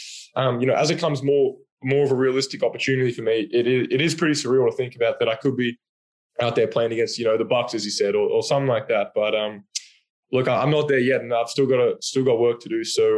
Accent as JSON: {"language": "English", "country": "Australia", "said": "Then obviously Ben being an Australian is a bonus as well."}